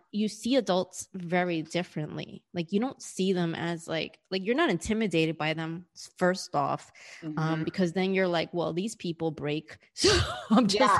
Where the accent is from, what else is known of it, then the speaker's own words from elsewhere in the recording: New York City, New York, United States; moved away as an adult; now in Australia; being someone who was born and raised in New York and whose mom and dad were born and raised in New York